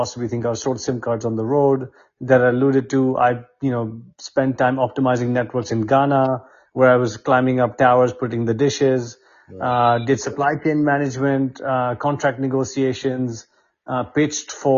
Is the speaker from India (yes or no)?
yes; India; moved away as an adult; also born or lived in United Kingdom; I grew up in India